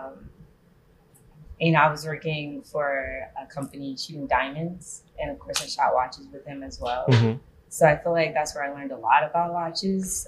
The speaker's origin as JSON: {"language": "English", "town": "West Orange", "region": "New Jersey", "country": "United States", "tie": "born or raised there", "said": "I'm from West Orange, Montclair"}